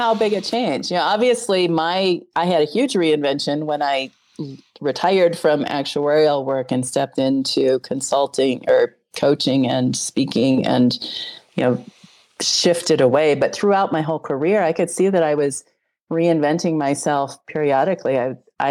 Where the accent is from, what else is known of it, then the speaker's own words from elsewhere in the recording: Wyoming, United States; moved away; also born or lived in Colorado; I'm from Colorado. I grew up in Wyoming.